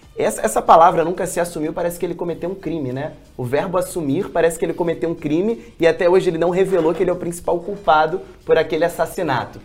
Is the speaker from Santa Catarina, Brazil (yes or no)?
no; Rio de Janeiro, Brazil; A gente é carioca